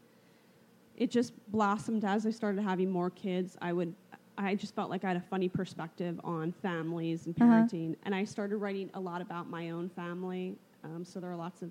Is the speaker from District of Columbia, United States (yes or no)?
no; Philadelphia, Pennsylvania, United States; moved away as an adult; also born or lived in Washington, D.C.; now in California, United States; I'm from Philadelphia